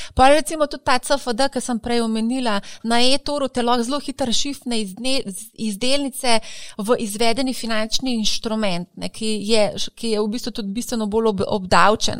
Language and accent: Slovenian; Slovenia